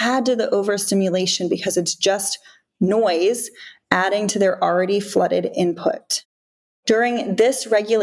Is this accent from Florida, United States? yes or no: yes; South Florida, United States; I grew up in South Florida at the beaches on the Atlantic Ocean